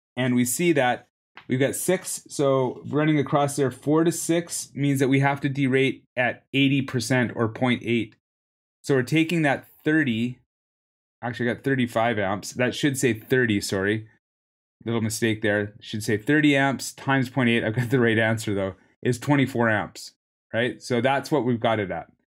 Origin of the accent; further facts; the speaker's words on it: Canada; also born or lived in Vancouver; I'm from Canada